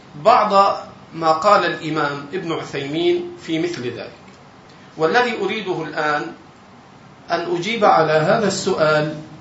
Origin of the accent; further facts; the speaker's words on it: Egypt; عندنا في مصر